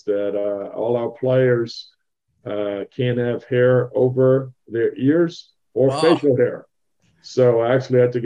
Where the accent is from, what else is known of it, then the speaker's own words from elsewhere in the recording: Leverkusen, North Rhine-Westphalia, Germany; moved away; also born or lived in Centralia, Washington; I grew up in Bayer Leverkusen, so I played basketball there